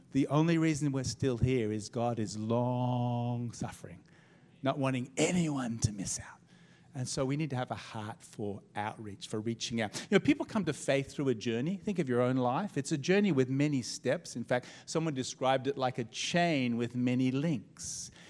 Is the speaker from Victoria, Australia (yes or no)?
yes; Melbourne, Victoria, Australia; we're from Melbourne too